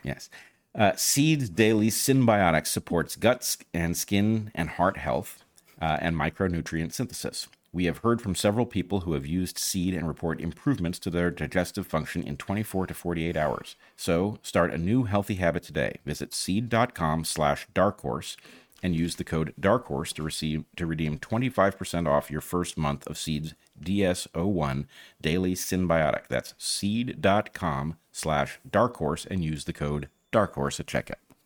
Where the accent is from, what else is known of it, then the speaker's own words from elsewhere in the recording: California, United States; we grew up in California